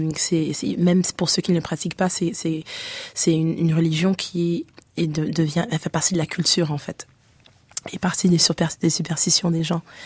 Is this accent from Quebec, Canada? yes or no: no; Ottawa, Ontario, Canada; moved away as an adult; also born or lived in Haiti (ancestry); now in France; On a grandi à Ottawa